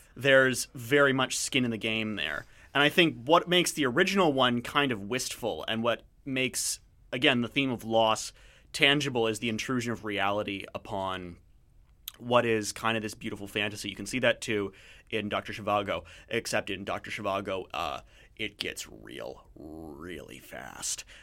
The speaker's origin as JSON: {"language": "English", "country": "Canada", "lives_now": "Vancouver, Canada", "said": "I'm from a different part of Canada"}